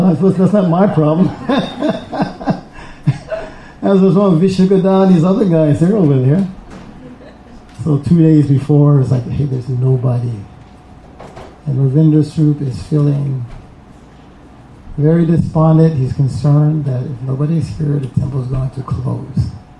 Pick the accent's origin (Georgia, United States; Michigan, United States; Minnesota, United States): Georgia, United States; Atlanta; I'm from Atlanta, so you know, we have another set of gurus down there.